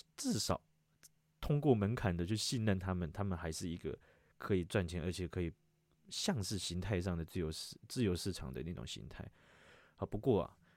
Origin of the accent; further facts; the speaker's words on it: Taiwan; 身为一个台湾人